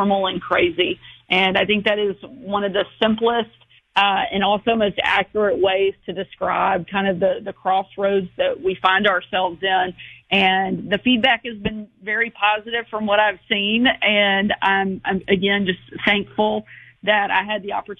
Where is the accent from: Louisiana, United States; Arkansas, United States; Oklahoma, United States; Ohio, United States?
Arkansas, United States; here in my home state of Arkansas